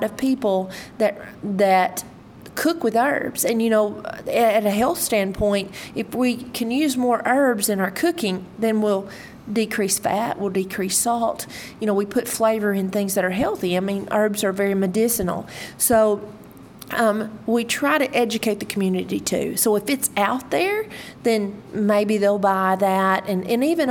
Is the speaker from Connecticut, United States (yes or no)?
no; Leachville, Arkansas, United States; I'm originally from Leechville, Arkansas. So I was raised in a rural area